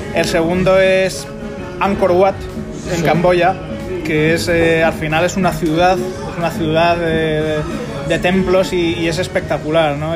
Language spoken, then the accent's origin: Spanish; Spain; now in Singapore; cuando vuelvo a España